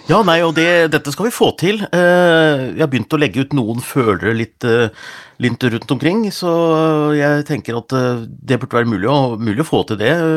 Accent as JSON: {"language": "Norwegian", "town": "Gjøvik", "region": "Innlandet", "country": "Norway", "said": "jeg er fra Gjøvik"}